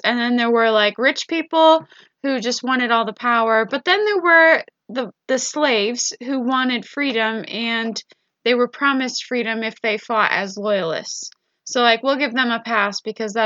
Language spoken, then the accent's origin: English; United States; me as an American